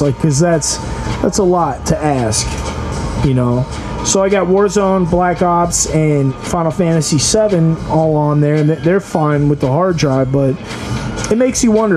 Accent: United States; I'm an American

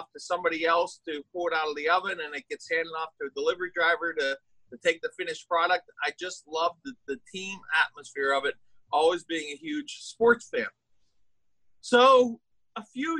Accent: Pittsburgh, Pennsylvania, United States; I grew up in Pittsburgh, Pennsylvania, which is on the east coast of the United States

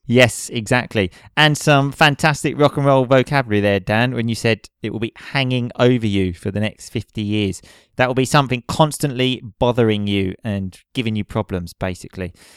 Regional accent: United Kingdom; now in Italy; we come from Britain

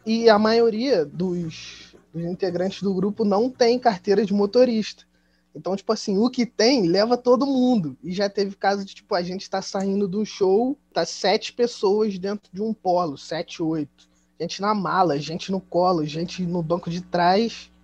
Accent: Nova Friburgo, Rio de Janeiro, Brazil; accent: carioca; Nós somos de Nova Friburgo

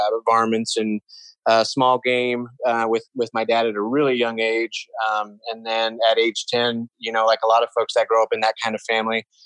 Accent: Colorado, United States; moved away as an adult; I was born and raised here in Colorado

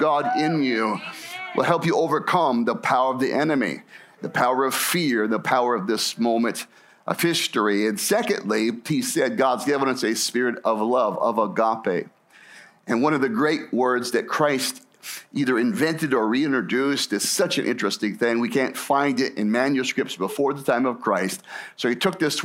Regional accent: Scottsdale, Arizona, United States; I grew up in the Phoenix area and grew up in Scottsdale as a boy

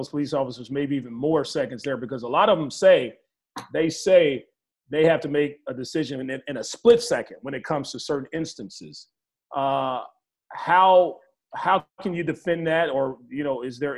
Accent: Arkansas, United States; my hometown school or home state school, the University of Arkansas

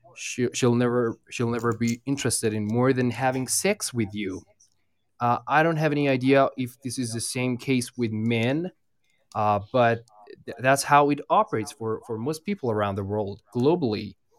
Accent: Iran; I'm from Iran

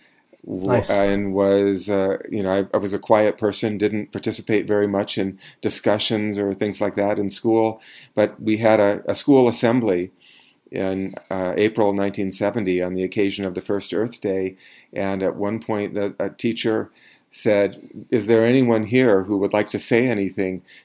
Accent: Eugene, Oregon, United States; I grew up in Eugene, Oregon

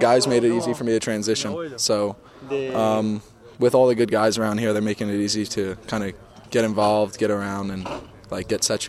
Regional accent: Long Island, New York, United States; I grew up on Long Island

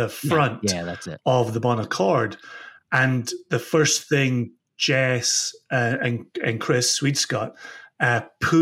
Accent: Ayr, Scotland, United Kingdom; I'm born and raised in Ayr, just 30, 35 minutes southwest of Glasgow.

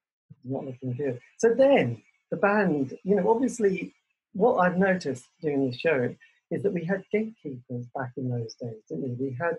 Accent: Norwich, East of England, United Kingdom; I'm from Norwich

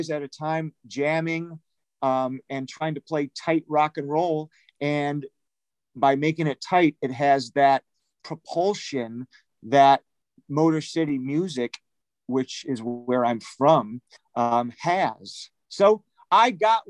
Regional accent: Detroit, Michigan, United States; now in Los Angeles, United States; a buddy of mine who I grew up with in Detroit

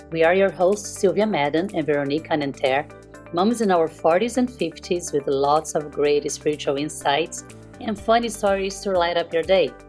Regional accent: Rio de Janeiro, Brazil; now in United States; U.S. Uh, so yeah, I was born in Brazil, um

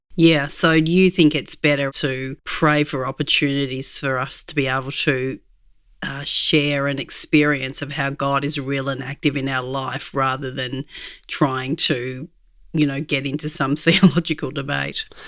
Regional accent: Australia; As an Aussie

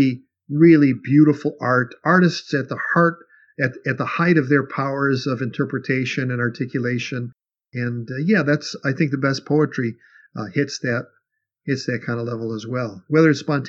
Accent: Chicago, Illinois, United States; I grew up in Chicago.

